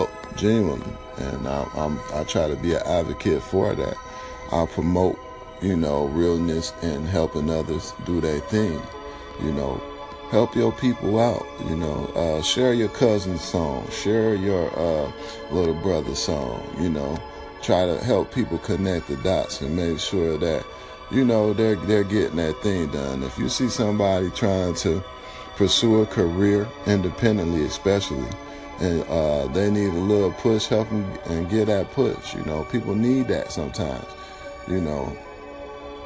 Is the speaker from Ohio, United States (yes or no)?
no; New York, United States; now in Los Angeles, United States; all my people in New York, where I was born